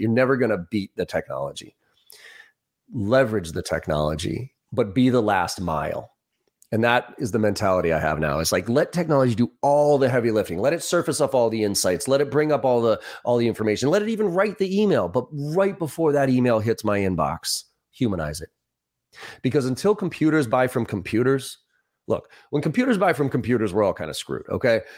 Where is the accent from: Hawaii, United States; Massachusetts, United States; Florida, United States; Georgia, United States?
Massachusetts, United States; Boston; also born or lived in Maryland; I grew up in Boston, uh, East Coaster myself.